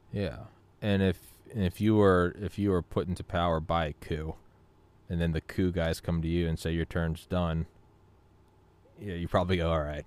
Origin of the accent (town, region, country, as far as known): New England, United States; moved away; also born or lived in Georgia